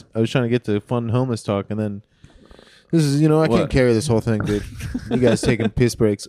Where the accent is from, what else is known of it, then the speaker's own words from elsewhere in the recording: Washington, District of Columbia, United States; now in New York, United States; I'm from D.C.